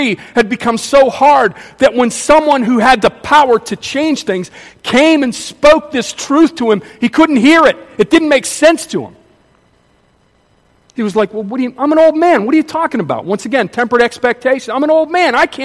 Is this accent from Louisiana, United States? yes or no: no; Pittsburgh, Pennsylvania, United States; I grew up in Pittsburgh, and they used to manufacture a lot of steel in Pittsburgh